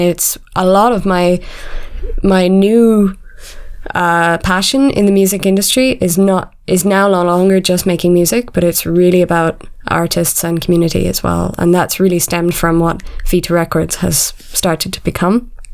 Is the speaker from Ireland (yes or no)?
yes; Ireland; also born or lived in London; now in Berlin, Germany; I'm originally from Ireland